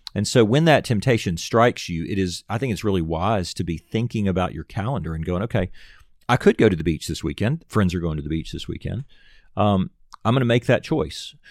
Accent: Nashville, Tennessee, United States; also born or lived in Auburn; I'm from Nashville

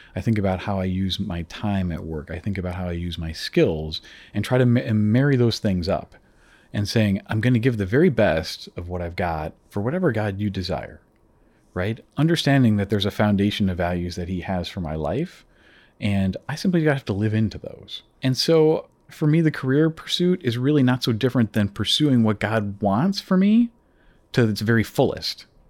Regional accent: Chicago, Illinois, United States; moved away as an adult; now in Toronto, Canada; originally, I'm from the Chicago area, actually, uh, from down in the States. And uh, my family and I moved here about eight years ago uh, to Toronto

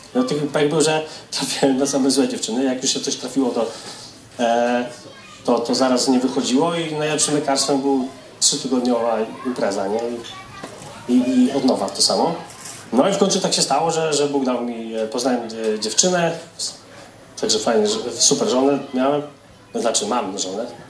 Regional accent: Grodzisk Mazowiecki, Masovian Voivodeship, Poland; moved away; z Grodziska Mazowieckiego pochodzę

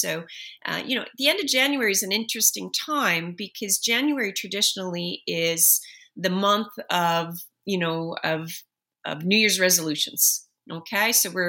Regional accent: Halifax, Nova Scotia, Canada; Hockey is always in your heart. That's taking place in my hometown, Halifax.

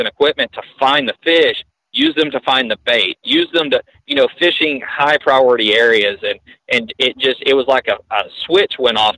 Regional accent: United States; I grew up on the Arkansas River

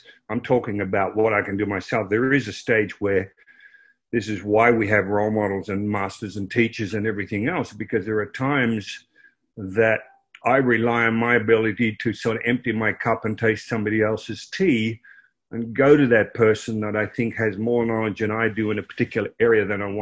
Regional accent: Croydon, Victoria, Australia; I grew up in Croydon, which was 20 miles out of Melbourne, Australia.

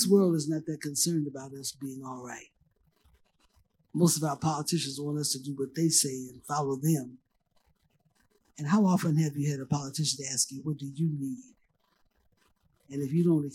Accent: Los Angeles, California, United States; I was raised in Los Angeles, California.

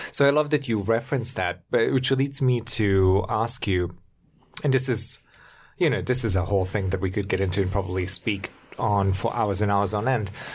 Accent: Germany; moved away; I grew up in Germany

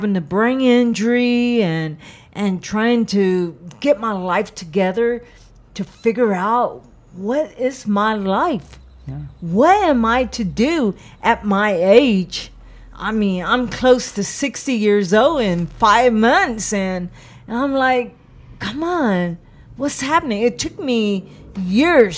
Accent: San Marcos, Texas, United States; moved away as an adult; also born or lived in Los Angeles, California; I'm from Texas. I'm not a Californian

